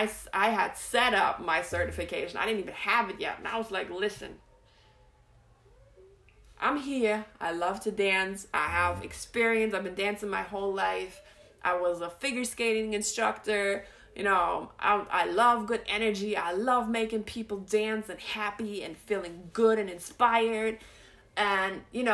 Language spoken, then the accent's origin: English; Germany; moved away; I'm from Germany